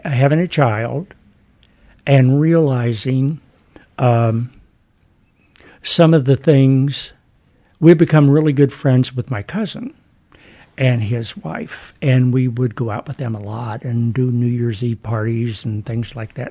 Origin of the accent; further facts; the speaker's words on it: Huntington, West Virginia, United States; Huntington, Wayne County, West, West Virginia.